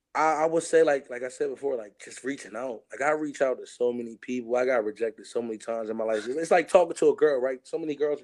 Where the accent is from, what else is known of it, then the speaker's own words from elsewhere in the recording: Chester, Pennsylvania, United States; growing up in Chester, not having too much